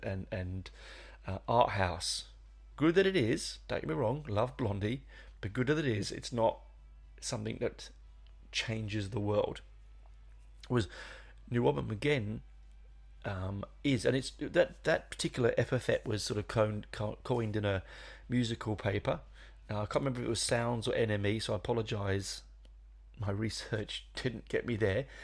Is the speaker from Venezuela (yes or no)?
no; London, United Kingdom; I grew up in London in the seventies